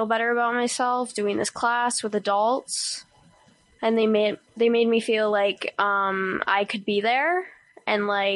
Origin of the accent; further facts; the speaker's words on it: Prince George, British Columbia, Canada; I was born and raised here in Prince George